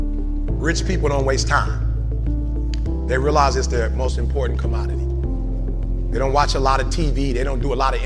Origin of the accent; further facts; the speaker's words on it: Detroit, Michigan, United States; I'm from Detroit